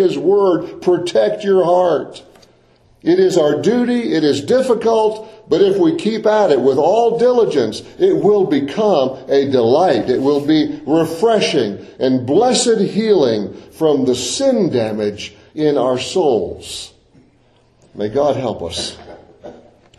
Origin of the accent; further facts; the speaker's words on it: Deep South, United States; growing up in the Deep South, I spent a lot of time outdoors